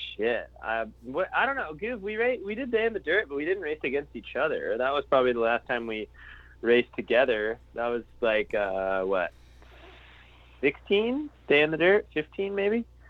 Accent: Florida, United States; growing up in Florida

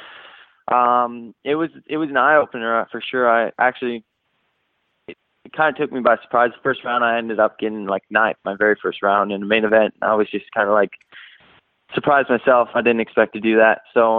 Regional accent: Canada; now in United States; I mean, growing up in Canada, there isn't, you know, the atmosphere where there's Supercross tracks, you know, everywhere

